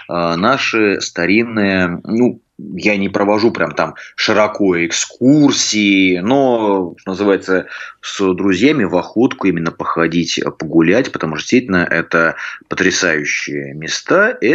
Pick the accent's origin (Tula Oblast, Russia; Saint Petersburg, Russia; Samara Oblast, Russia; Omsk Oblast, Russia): Tula Oblast, Russia; Ну вот я туляк, да, но я говорю без гэканья.